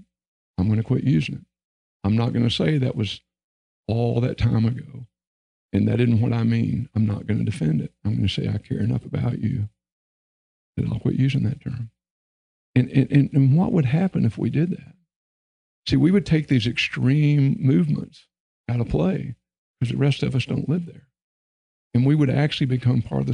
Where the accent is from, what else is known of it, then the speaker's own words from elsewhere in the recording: Texas, United States; I was raised in Texas